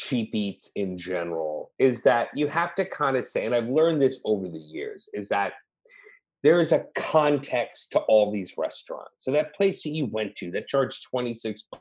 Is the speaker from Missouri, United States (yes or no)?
yes; St. Louis, Missouri, United States; moved away as an adult; also born or lived in Los Angeles; now in Austin, United States; I grew up in St. Louis, and like when I moved to Los Angeles